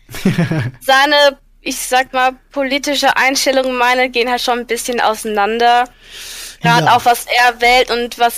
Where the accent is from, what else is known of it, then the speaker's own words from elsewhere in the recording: Uckersdorf, Hesse, Germany; Aus Hessen.